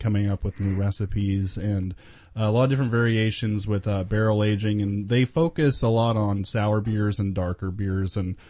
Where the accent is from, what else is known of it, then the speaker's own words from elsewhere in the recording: Oklahoma, United States; growing up in Oklahoma